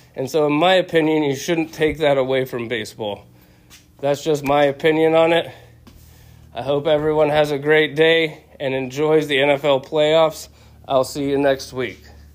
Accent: Dallas, Texas, United States; I was born and raised in Dallas

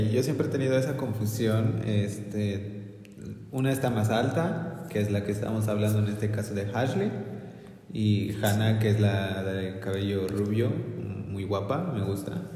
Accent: Mexico; somos mexicanos

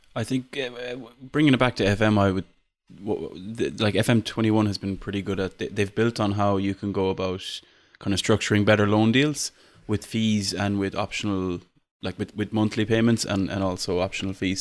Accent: Ireland; I'm Irish.

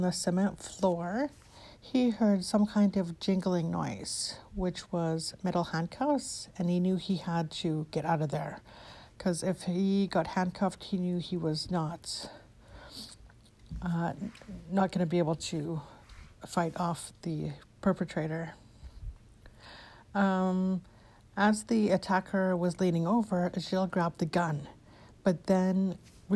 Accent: Edmonton, Alberta, Canada; my hometown of Edmonton, Alberta, Canada

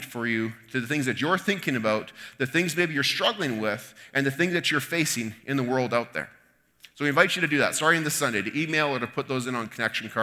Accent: Canada; we feel within ourselves as Canadians

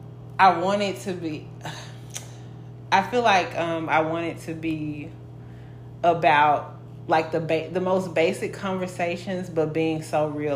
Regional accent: Memphis, Tennessee, United States; I'm from Memphis

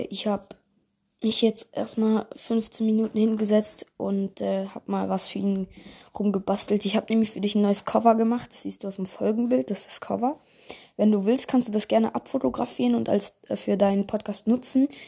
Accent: Bern, Switzerland; Und äh, ich komme aus der Schweiz, also Kanton Bern.

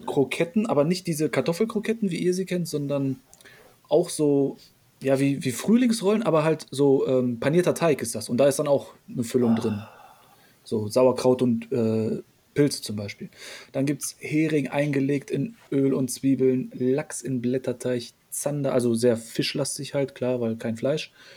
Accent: Poland; moved away; Wir haben polnische Wurzeln. Ich bin ja noch selber in Polen geboren.

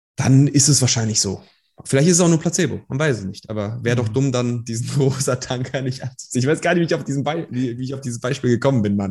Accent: Germany; also born or lived in Iran; ich komme aus dem Iran, wir sind hierhin geflohen, also ich bin nicht hier geboren, aber ich bin hier aufgewachsen

